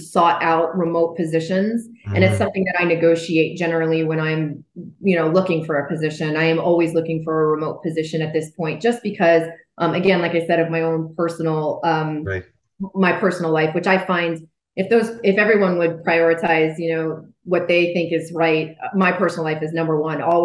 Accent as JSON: {"language": "English", "region": "New Jersey", "country": "United States", "tie": "born or raised there", "moved": "yes", "said": "I grew up in New Jersey"}